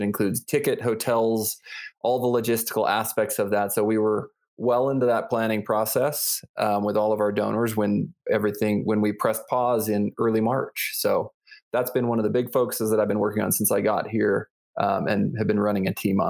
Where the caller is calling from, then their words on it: Colorado Springs, Colorado, United States; I'm in Colorado Springs. I'm actually in my laundry room because we've been remote here for, I think, going on 6 weeks.